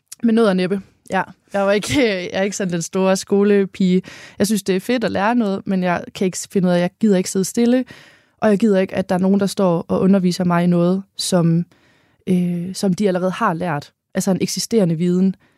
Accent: Holstebro, Central Denmark Region, Denmark; accent: North Jutlandic; now in Hanstholm, Denmark; jeg er født i Midtjylland, i Holstebro, på en øh, kvægård, hvor begge mine forældre er økologiske landmænd.

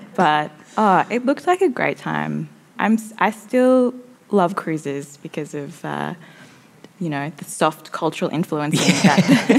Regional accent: Deniliquin, New South Wales, Australia; also born or lived in Iran / Brisbane / Mildura; I did go to primary school in Denny, having first come to Australia when I was three from Iran and living in Brisbane for a little while. So then we moved to Denny.

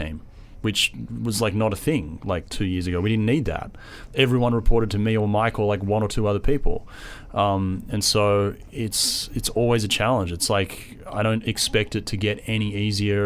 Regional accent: Australia; accent: Australian; also born or lived in San Diego, United States; now in New York, United States; I'm Australian, which it's a real subtle accent.

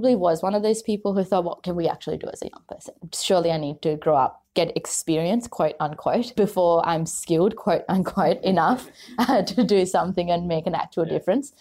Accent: Sri Lanka; now in Australia; I grew up in Sri Lanka for most of my life

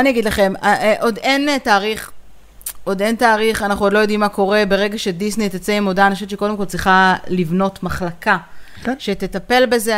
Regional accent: Israel

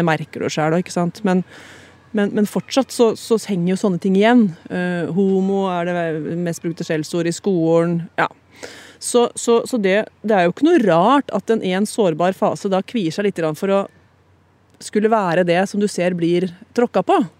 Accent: Hamar, Innlandet, Norway; jeg er jo fra Hamar

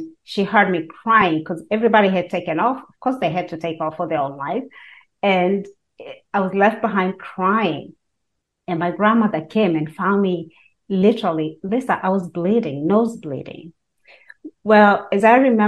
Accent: Kenya; now in United States; I was born and raised in Kenya

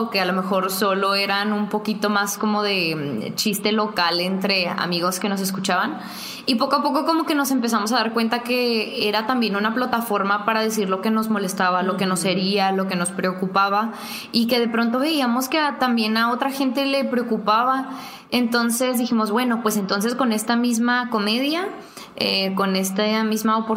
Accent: Ciudad Juárez, Chihuahua, Mexico; Somos mujeres norteñas que, que, que se criaron con palabras muy fuertes y con una sociedad también muy pesada

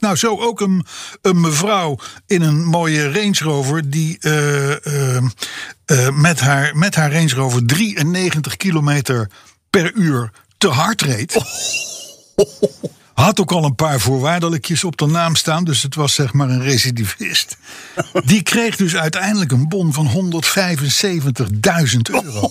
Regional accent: Netherlands; als Hollander

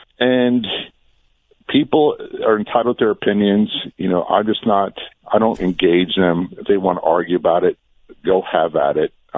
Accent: Norfolk, Virginia, United States; I grew up in Norfolk, Virginia, a big military town.

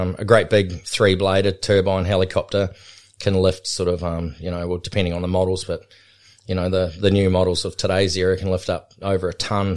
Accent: Otago, New Zealand; now in Australia; growing up in New Zealand, um, we grew up on a high country station called Waiteri, which was, um, between Queenstown and Cromwell and Wanaka

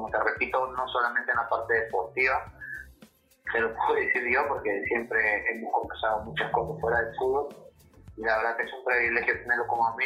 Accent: Lima, Peru; Lima, San Flores.

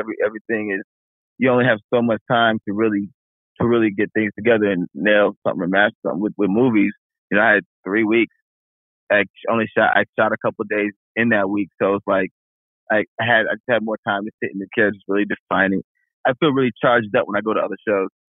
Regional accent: Chicago, Illinois, United States; I'm from Chicago

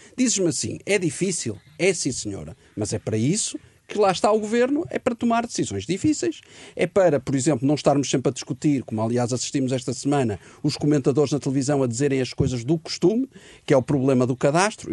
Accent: Portugal; nós portugueses

